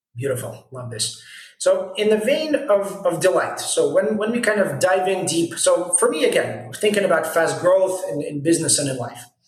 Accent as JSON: {"language": "English", "country": "United States", "tie": "born or raised there", "moved": "yes", "lives_now": "Israel", "said": "I grew up in the States"}